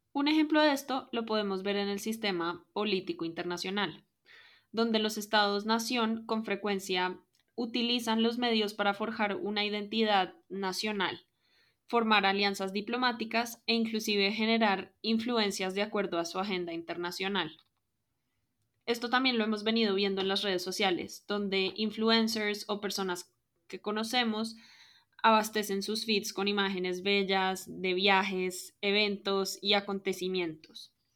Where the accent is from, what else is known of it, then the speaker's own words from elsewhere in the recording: Colombia; soy colombiana de ascendencia libanesa